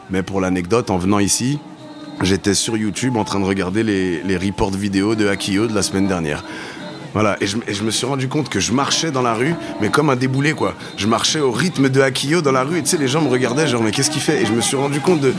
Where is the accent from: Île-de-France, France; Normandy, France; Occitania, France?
Île-de-France, France; Saint-Ouen; C'est le groupe que j'écoutais chez moi quand j'étais petit à Saint-Ouen.